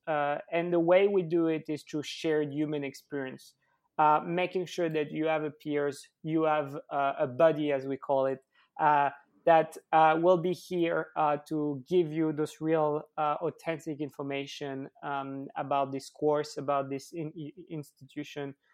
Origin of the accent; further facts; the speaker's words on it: Switzerland; I grew up in Switzerland